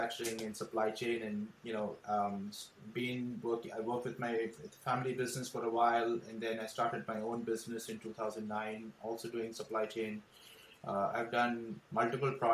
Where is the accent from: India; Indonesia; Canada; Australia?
India; Mumbai, Maharashtra; moved away as an adult; now in Los Angeles, United States; I was born in India, brought up in Bombay